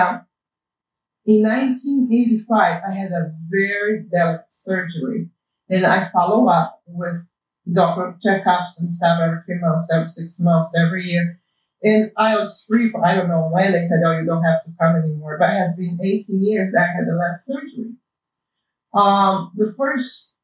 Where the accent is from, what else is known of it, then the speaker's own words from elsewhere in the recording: Brazil; English is a second language; moved away; I was born in Brazil, and that's why you guys have to put up with my accent